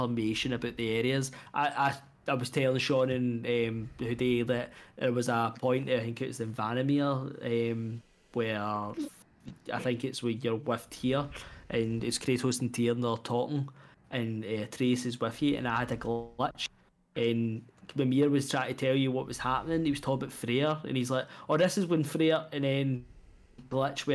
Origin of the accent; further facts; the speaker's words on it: Scotland, United Kingdom; being Scottish